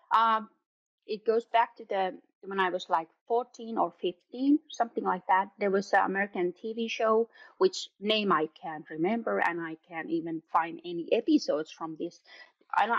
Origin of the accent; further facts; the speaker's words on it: around Helsinki, Uusimaa, Finland; when I was a child, we lived in, in South Finland, around Helsinki, Järvenpää, Kerava, all these kind of places.